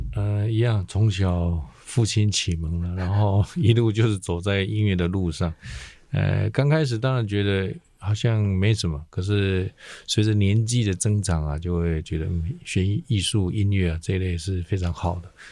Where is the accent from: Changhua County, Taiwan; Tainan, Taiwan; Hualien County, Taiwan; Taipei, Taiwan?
Taipei, Taiwan; 从小参加台北这些幼师管乐团啊，青，青年，啊，台北是青年管乐团的青管。啊，还有这个世纪交响乐团，也是从小在乐团混大的